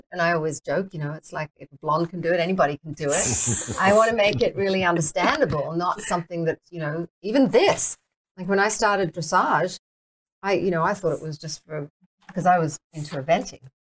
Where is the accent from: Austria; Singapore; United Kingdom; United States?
Singapore; born there; accent: mixed British, Australian, American; I started riding when I was 9 in Singapore. I was born in Singapore.